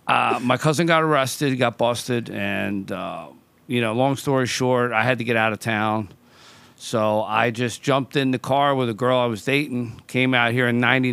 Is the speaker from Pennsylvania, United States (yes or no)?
yes; Philadelphia, Pennsylvania, United States; also born or lived in New York / South Beach; now in Southern California, United States; South Philadelphia originally.